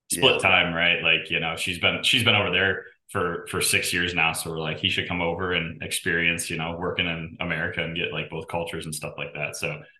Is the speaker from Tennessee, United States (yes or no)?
no; Geneva, Illinois, United States; also born or lived in Des Moines; Geneva, Illinois. So about 45 minutes west of Chicago, downtown Chicago. Lived there, went to school in Iowa at Drake in Des Moines, and then moved down here in 2016 for a job.